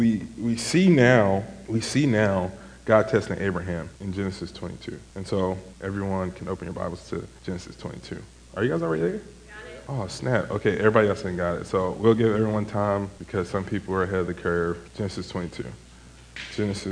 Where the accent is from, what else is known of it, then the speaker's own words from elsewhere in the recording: Chicago, Illinois, United States; I am from Chicago